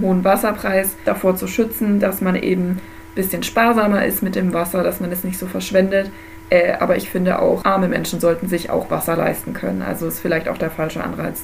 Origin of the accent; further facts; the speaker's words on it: Germany; also born or lived in Bavarian Forest area, Bavaria; als Deutsche